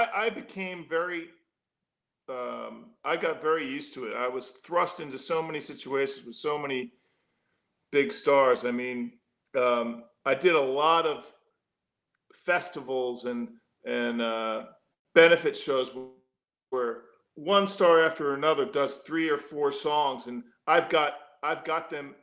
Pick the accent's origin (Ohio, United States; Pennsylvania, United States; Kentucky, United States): Pennsylvania, United States; Philadelphia; moved away as an adult; also born or lived in Los Angeles; now in San Antonio, United States; growing up in Philly